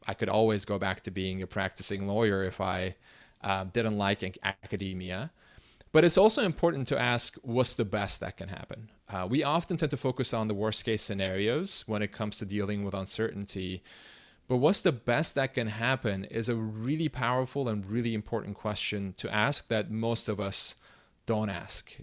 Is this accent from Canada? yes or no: no; Istanbul, Turkey; English is a second language; I grew up in Istanbul